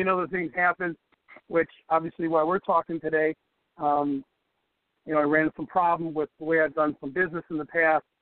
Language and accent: English; Chicago, Illinois, United States; So I'm a Chicago kid, born and raised in Chicago, South Sox. Really active in sports growing up in the South Side